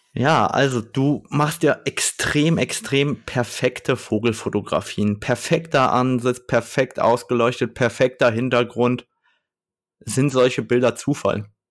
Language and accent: German; Germany; bei uns in Deutschland